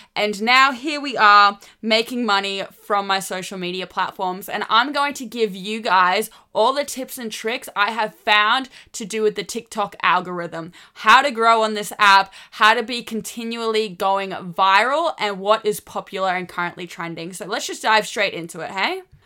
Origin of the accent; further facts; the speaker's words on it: Australia; I'm Australian